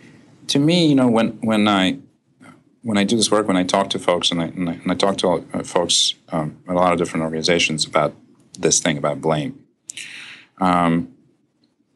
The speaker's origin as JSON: {"language": "English", "country": "Russia", "tie": "born or raised there", "moved": "yes", "said": "I was born and raised in Russia"}